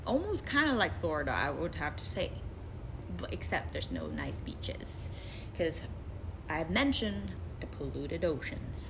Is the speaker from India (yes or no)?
no; Macau; also born or lived in Philippines; I was born in Macau